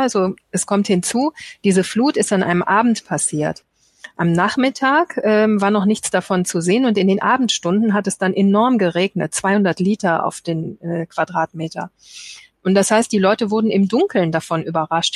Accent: Germany; wir ja heute als Deutsche

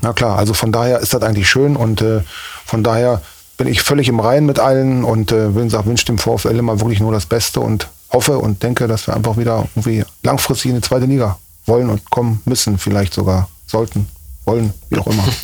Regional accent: Berlin, Germany; moved away as an adult; also born or lived in Cologne / Mönchengladbach; now in Osnabrück, Germany; Bin Berliner Junge, lebe seit 30 Jahren in diesem Jahr in Osnabrück

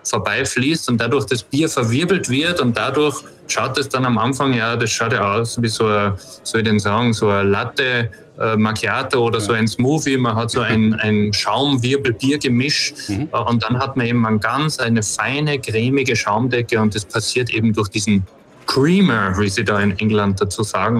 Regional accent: Austria; ich bin ja aus Österreich

